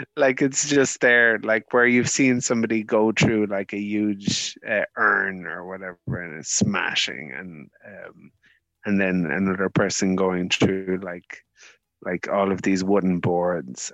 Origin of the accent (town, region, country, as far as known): Ireland